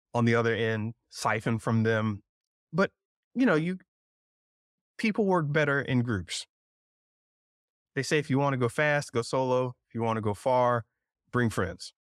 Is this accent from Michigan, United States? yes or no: no; South Georgia, North Florida, United States; I was raised in North Florida, South Georgia